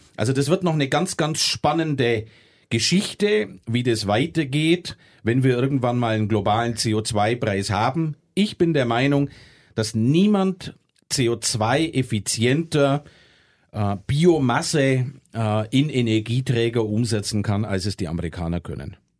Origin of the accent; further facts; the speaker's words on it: Germany; wir es als Deutsche